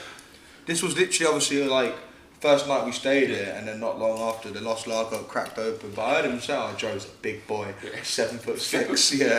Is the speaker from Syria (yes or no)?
no; London, United Kingdom; moved away as an adult; also born or lived in Braintree, Essex; I was born in Walthamstow. Like, I was born in Whitfield.